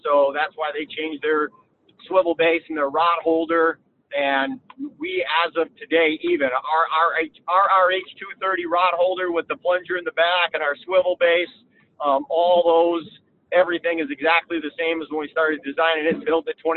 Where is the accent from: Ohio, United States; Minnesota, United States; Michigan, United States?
Michigan, United States; Lake St. Clair; I grew up on Lake St. Clair in Michigan here.